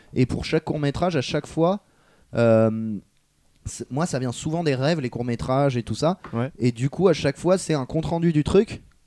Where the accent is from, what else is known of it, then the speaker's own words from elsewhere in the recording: France; on est français